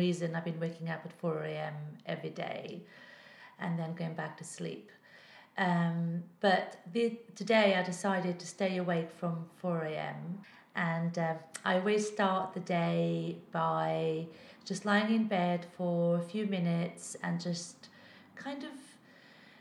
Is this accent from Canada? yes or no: no; Portugal; moved away; I was brought up in Portugal where we were taught to interpret our dreams.